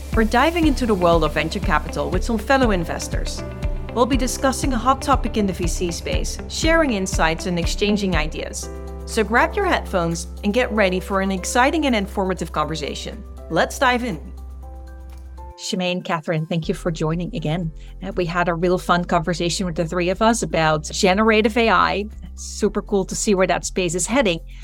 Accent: Netherlands; moved away; also born or lived in United States; I'm originally from Europe

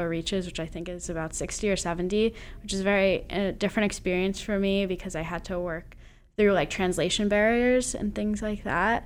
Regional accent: Tenafly, New Jersey, United States; I'm from Tenafly

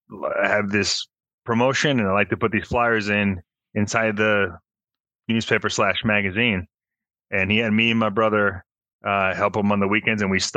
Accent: Mexico; born there; also born or lived in Phoenix; So I was born in Mexico. My dad's American. He was a chef. He moved out to Las. Well, we first went to Phoenix, worked there as a chef in a country club. We moved back to Mexico.

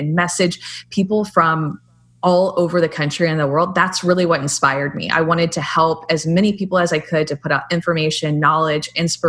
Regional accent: Houston, Texas, United States; I was born in Houston, Texas. I'm a Texan.

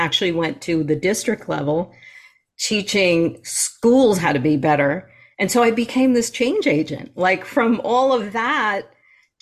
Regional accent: New York, United States; moved away; I'm a New Yorker, I'm a native New Yorker

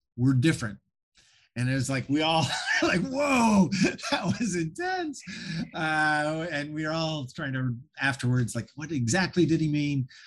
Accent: Montana, United States; I grew up in Montana, uh, you know, right across the border was Canada. I, I grew up in a town of three thousand people, about an hour from Canada.

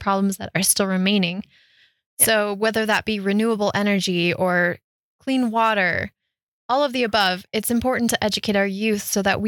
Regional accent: Front Range, Colorado, United States; I grew up on the Front Range.

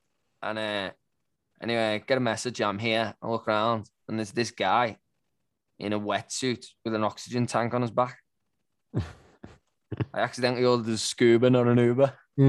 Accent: England, United Kingdom; now in Sydney, Australia; It's been a very, very wet, turbulent time here in Sydney. It's rained for 3 weeks. I'm English.

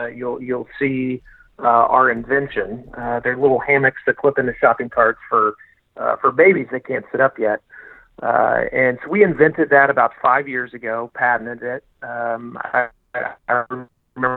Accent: Oklahoma, United States; I'm from Oklahoma

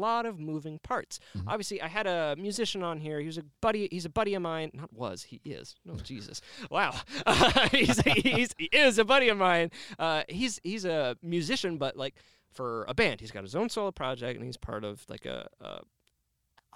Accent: Canada; now in Cedar Rapids, United States; I'm Canadian

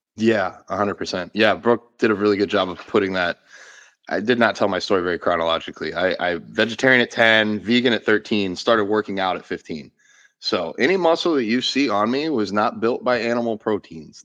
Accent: Gainesville, Florida, United States; I was born in Gainesville, Florida

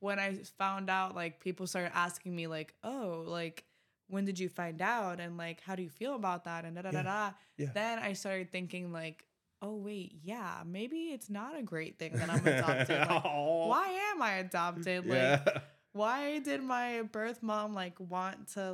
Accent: Miami, Florida, United States; I grew up in Miami, Florida, with a good family

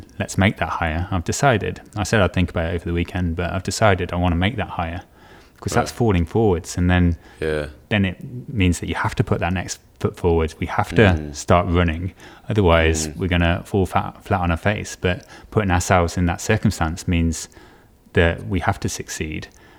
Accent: Stourport-on-Severn, West Midlands, United Kingdom; No, I grew up in the West Midlands, in a little town called Starport-on-Severn, near Bewdley. No one seems to know Starport-on-Severn, but everyone seems to know Bewdley.

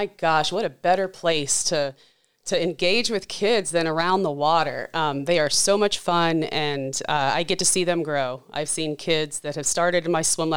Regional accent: Charleston, West Virginia, United States; moved away; I grew up in West Virginia in the Charleston area

